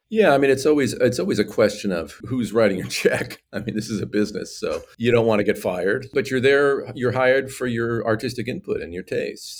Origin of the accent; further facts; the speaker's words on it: California, United States; I'm an American. I grew up in California